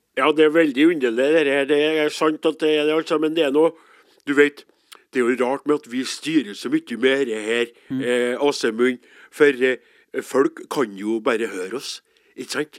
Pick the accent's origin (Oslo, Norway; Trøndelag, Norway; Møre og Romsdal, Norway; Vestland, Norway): Trøndelag, Norway; Namdalen; jeg er fra Namdalslandet i Nord-Trøndelag